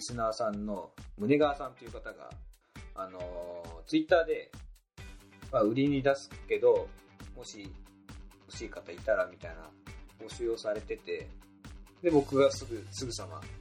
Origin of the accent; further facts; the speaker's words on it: Niigata, Japan; 僕と同じ新潟の方